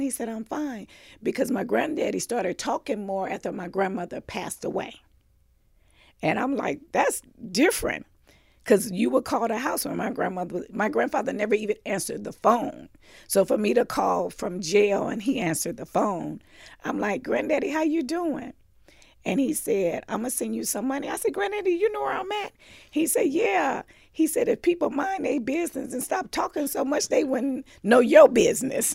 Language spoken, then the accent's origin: English; Los Angeles, California, United States; also born or lived in Mississippi; was born and raised in Los Angeles, California